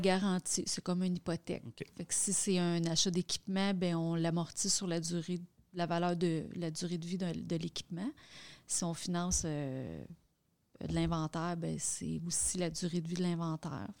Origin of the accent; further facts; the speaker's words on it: Quebec, Canada; travailler dans ma région, ma région natale